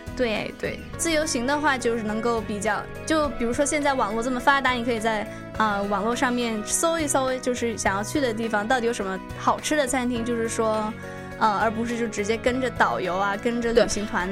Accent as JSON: {"language": "Chinese", "region": "Guangdong", "country": "China", "moved": "yes", "said": "我是广东人"}